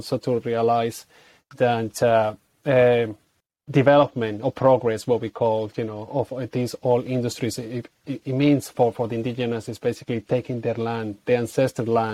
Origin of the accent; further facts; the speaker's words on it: Caracas, Capital District, Venezuela; moved away as an adult; also born or lived in Colombia; now in Ireland; I grew up in the capital in Caracas